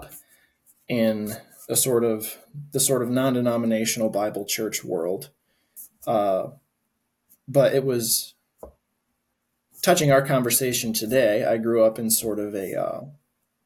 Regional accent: Adrian, Michigan, United States; also born or lived in Georgia; I grew up in Adrian, Michigan. I've lived in Michigan my whole life

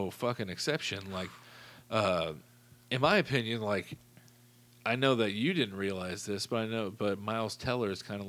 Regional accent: hometown near Teutopolis, Illinois, United States; There's a little town outside of my hometown, I'll just say it's called Teutopolis or T-Town, and they're a tiny town

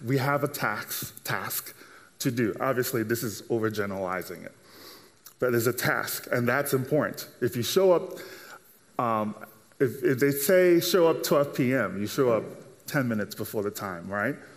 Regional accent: Nigeria; now in United States; growing up in Nigeria and then moving over here to the States

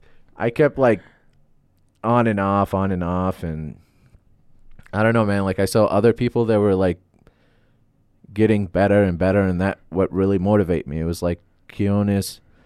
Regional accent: Baghdad, Baghdad Governorate, Iraq; when I say, like, I'm from Baghdad, a lot of people, like, I can feel like I can feel their guilt on stage.

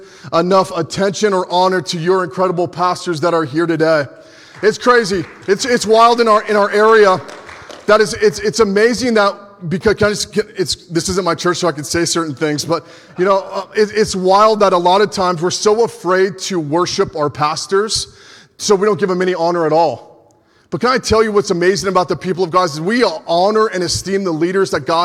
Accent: California, United States; I am from California

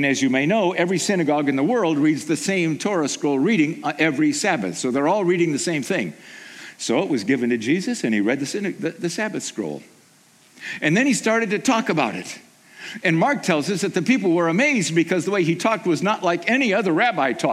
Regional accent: Haiti; moved away; I grew up in Haiti

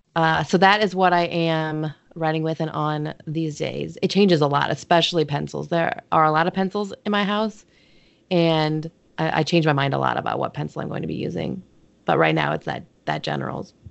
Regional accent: Midwest, United States; I'm from the Midwest

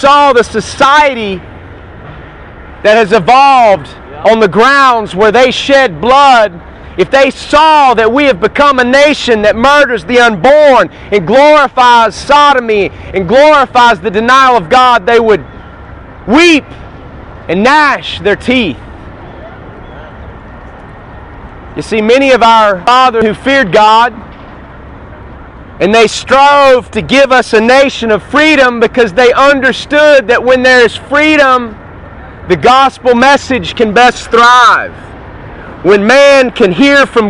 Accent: North Carolina, United States; I'm from North Carolina

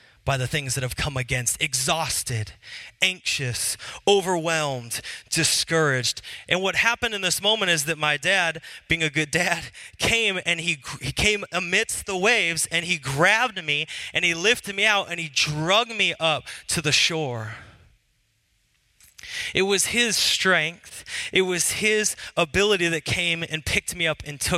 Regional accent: Seattle, Washington, United States; I was from Seattle

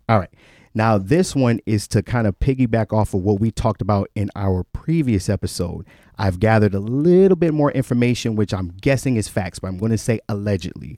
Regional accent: Cleveland, Ohio, United States; I'm a nigga from Cleveland

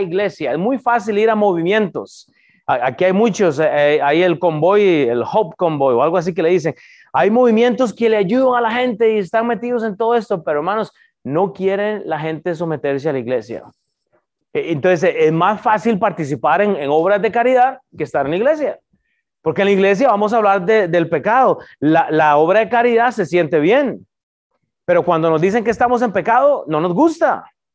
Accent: Costa Rica; moved away; yo soy de Costa Rica

